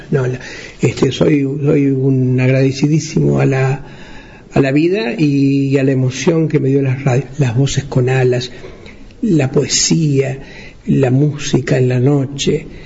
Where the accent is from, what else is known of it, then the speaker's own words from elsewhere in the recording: interior, Uruguay; En los pueblos del interior, de donde yo vengo, nosotros nos conectábamos con el mundo. Si la felicidad existía, existía en otro lado, lejos en Montevideo, que era uno de los ombligos del mundo en aquella época